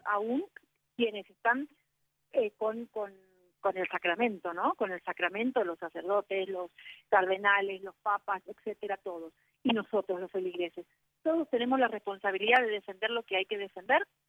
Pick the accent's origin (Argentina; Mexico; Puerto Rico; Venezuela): Argentina; acá en mi país